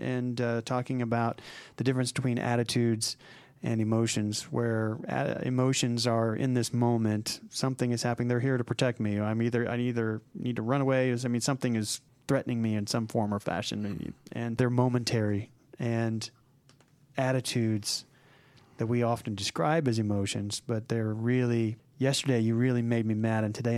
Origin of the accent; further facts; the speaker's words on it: Oklahoma City, Oklahoma, United States; now in Atlanta, United States; I remember when I first moved to Atlanta, I came from Oklahoma City, which is, it's not really a large city, maybe a few 100,000 people there.